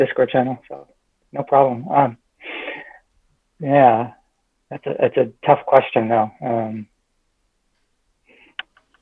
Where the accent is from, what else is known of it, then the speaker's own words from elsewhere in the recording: California, United States; moved away as an adult; now in Texas, United States; I grew up in California, came to Texas about 16 years ago.